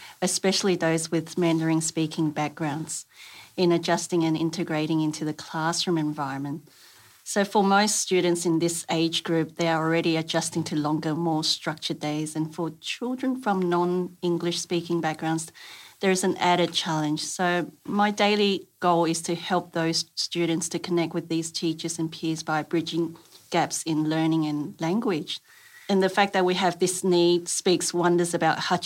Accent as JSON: {"language": "English", "town": "Sydney", "region": "New South Wales", "country": "Australia", "tie": "born or raised there", "also_born_or_lived": "Taiwan", "second_language": "English", "said": "I came to Australia from Taiwan when I was 7 and lived in Sydney"}